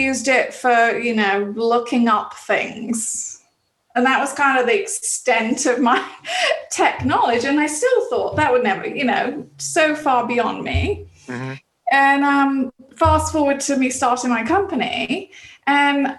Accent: England, United Kingdom; moved away; growing up in England

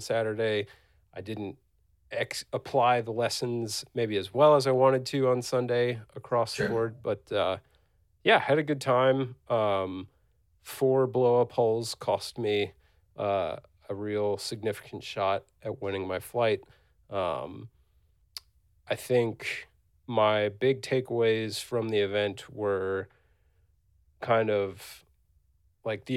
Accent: Virginia, United States; I'm from Virginia

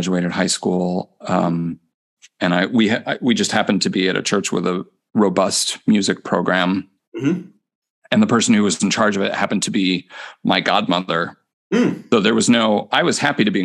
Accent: Crystal Lake, Illinois, United States; moved away as an adult; also born or lived in Cincinnati, Ohio / Corpus Christi, Texas; now in Minneapolis, United States; I grew up in Crystal Lake, Illinois, which is about 50 miles northwest of Chicago

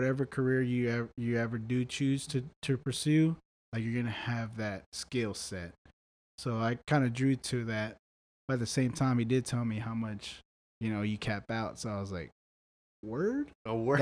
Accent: Brownsville, Texas, United States; moved away as an adult; also born or lived in Austin, Texas / San Marcos, Texas; my hometown, Brownsville

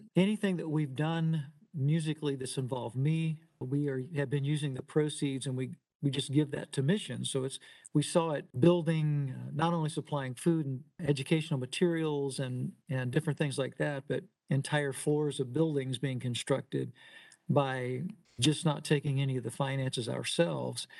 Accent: Louisville, Kentucky, United States; I'm originally from Louisville, Kentucky, and a, as a very young boy, I just uh, decided I wanted to be a drummer

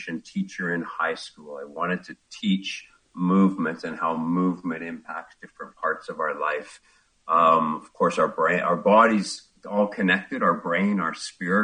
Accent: Ontario, Canada; moved away as an adult; I grew up in Ontario, small town

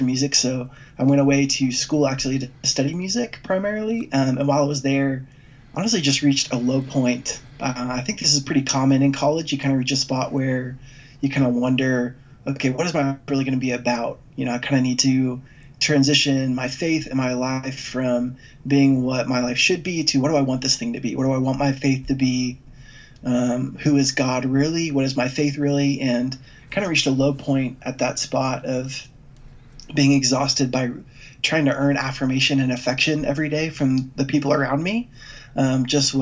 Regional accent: Dallas, Texas, United States; I grew up here in Dallas as the son of a great pastor

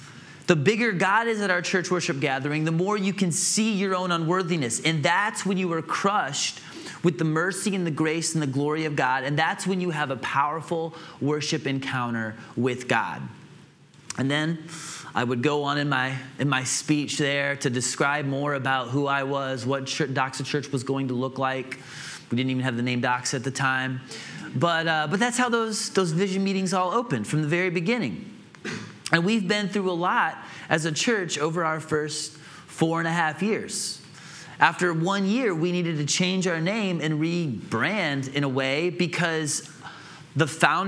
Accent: Atlanta, Georgia, United States; also born or lived in Illinois / Greenville; I grew up in Atlanta and Illinois, and I lived in Greenville for 7 years as a young adult.

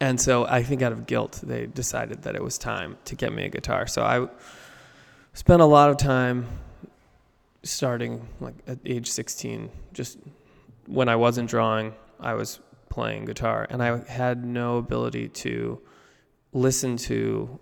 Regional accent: Baltimore, Maryland, United States; I grew up in Baltimore

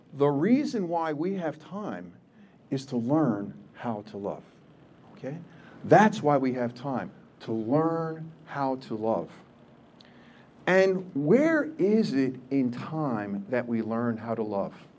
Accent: New Jersey, United States; I still am Polish. I'm still from Jersey

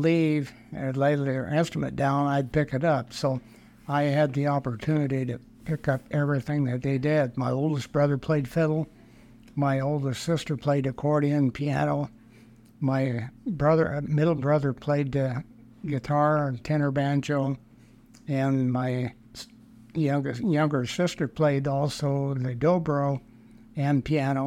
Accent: Industry, Illinois, United States; now in St. Charles, United States; I was born in West Central Illinois, a little town called Industry

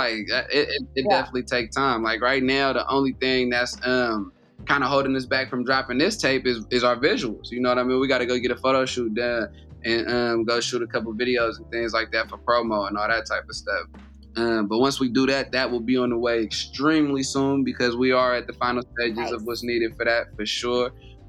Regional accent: Oakland, California, United States; I'm from Oakland, so that's like a hometown hero right there.

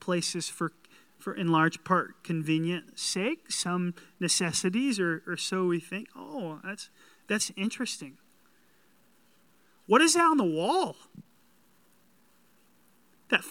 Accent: the South, United States; I'm from the South

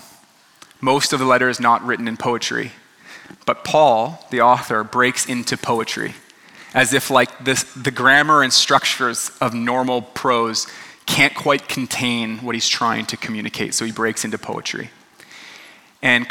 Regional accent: Canada; now in Los Angeles, United States; I'm a dad, I'm Canadian

